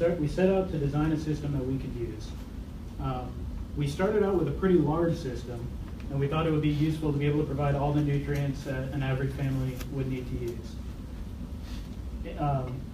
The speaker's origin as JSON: {"language": "English", "town": "Ocala", "region": "Florida", "country": "United States", "said": "we're both from Ocala"}